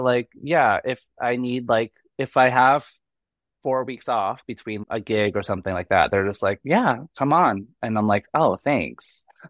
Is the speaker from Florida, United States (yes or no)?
no; Boston, Massachusetts, United States; I'm from Boston